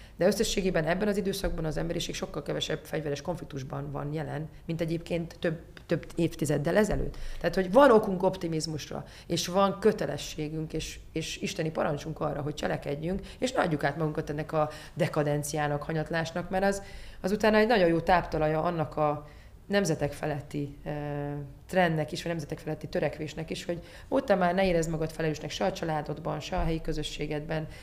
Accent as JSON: {"language": "Hungarian", "town": "Miskolc", "region": "Borsod-Abaúj-Zemplén", "country": "Hungary", "tie": "born or raised there", "said": "nekem Diós Győr fontos, most olyan elfogult vagyok, mert ott, ott születtem"}